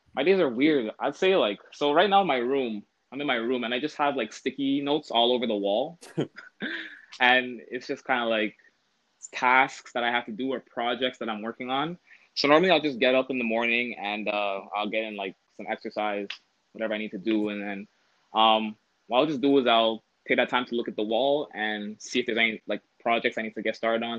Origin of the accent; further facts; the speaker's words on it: Toronto, Ontario, Canada; I'm from Toronto